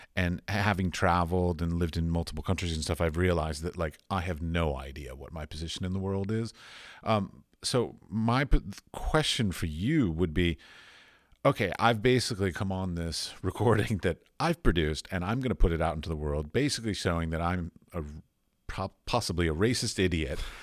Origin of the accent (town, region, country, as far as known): United States; moved away as an adult; also born or lived in Middle East / Europe